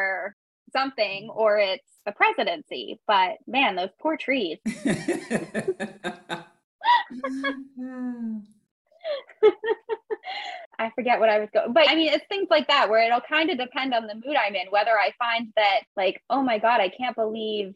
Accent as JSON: {"language": "English", "country": "United States", "moved": "yes", "said": "I'm American"}